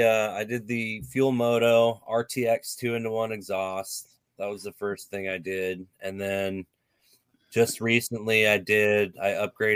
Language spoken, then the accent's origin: English; Ellensburg, Washington, United States; also born or lived in Yakima, Washington / Cle Elum, Washington; I was born in Ellensburg, and spent a lot of time between Ellensburg, Yakima, and Clay Elum.